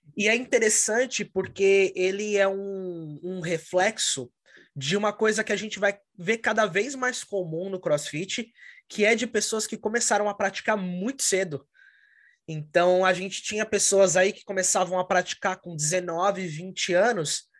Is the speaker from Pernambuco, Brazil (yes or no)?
no; São Paulo, Brazil; moved away as an adult; now in Connecticut, United States; Eu sou de São Paulo, no Brasil, mas atualmente moro em Connecticut, nos Estados Unidos, já há dois anos.